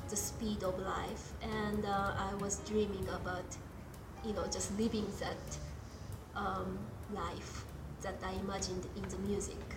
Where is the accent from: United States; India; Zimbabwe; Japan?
Japan; moved away; the same model I grew up with in Japan.